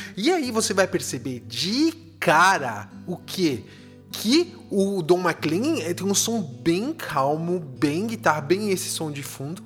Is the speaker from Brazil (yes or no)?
yes; São Paulo, Brazil; moved away; Eu cresci, nasci em São Paulo